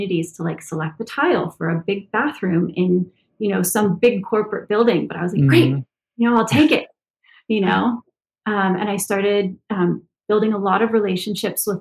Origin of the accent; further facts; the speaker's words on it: Santa Monica, California, United States; I'm born and raised in Santa Monica, California. I've never left.